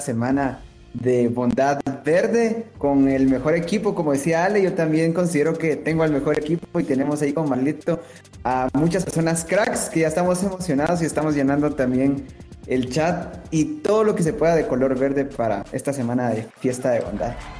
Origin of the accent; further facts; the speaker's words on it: Guatemala; soy de Guatemala